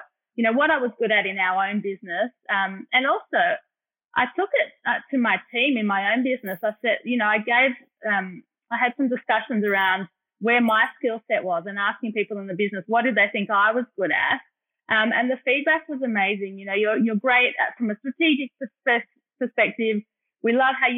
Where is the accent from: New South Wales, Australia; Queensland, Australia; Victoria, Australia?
Victoria, Australia; Melbourne; I did grow up here in Melbourne